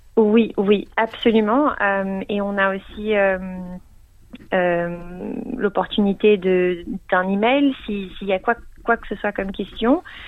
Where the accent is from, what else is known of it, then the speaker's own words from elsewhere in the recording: Geneva, Switzerland; now in Melbourne, Australia; je viens de Genève, donc je parle français